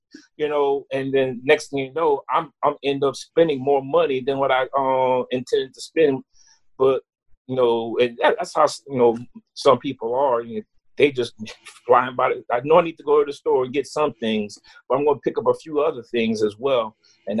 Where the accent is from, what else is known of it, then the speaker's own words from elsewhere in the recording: New Iberia, Louisiana, United States; also born or lived in Natchitoches, Louisiana; now in Lafayette, United States; I was from New Iberia